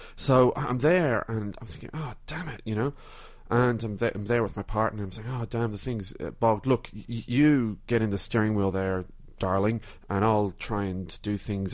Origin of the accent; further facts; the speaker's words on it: Ireland; now in Melbourne, Australia; I'm originally from Ireland.